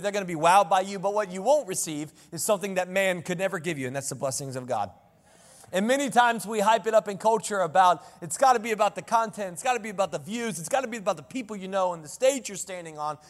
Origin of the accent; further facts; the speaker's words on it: Selma, North Carolina, United States; I grew up in the cut, I grew up in Selma, North Carolina.